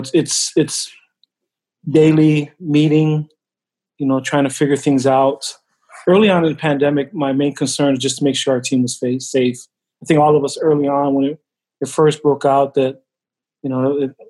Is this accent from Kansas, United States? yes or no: no; Hawaii, United States; moved away; being from Hawaii, you know, I'm Samoan, but I was raised in Hawaii